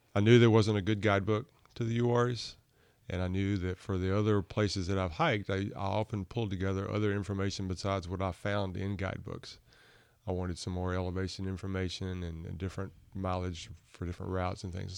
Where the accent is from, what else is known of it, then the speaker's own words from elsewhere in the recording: Burlington, North Carolina, United States; also born or lived in Montgomery County, North Carolina / Cary, North Carolina; I grew up in Burlington, not too far away